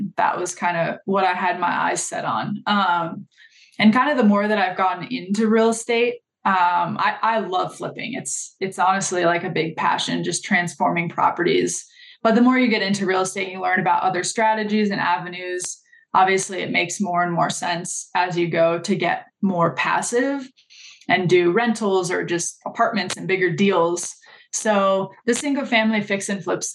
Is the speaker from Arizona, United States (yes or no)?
no; Los Angeles, California, United States; moved away as an adult; also born or lived in New Orleans / Colorado; I'm from Los Angeles and that's kind of where I got my start in real estate. I started straight out of high school